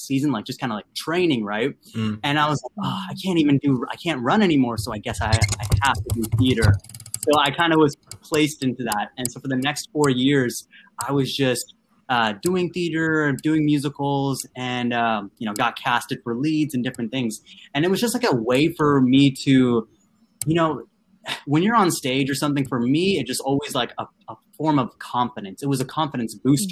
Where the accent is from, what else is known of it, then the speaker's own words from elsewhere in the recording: Vancouver, Washington, United States; also born or lived in Andhra Pradesh, India / East Coast, United States; I'm from Vancouver, Washington. It's like near Portland.